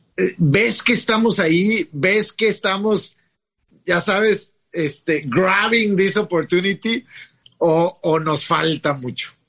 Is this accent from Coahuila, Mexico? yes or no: yes; Coahuila, Mexico; Yo soy de Coahuila